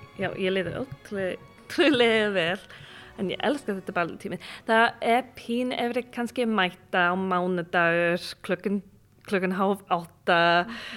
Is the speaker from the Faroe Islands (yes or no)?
no; United Kingdom; Icelandic is a second language; now in Iceland; ég er frá Breitland en ég vinn í svona uh, eh, turistafyrirtæki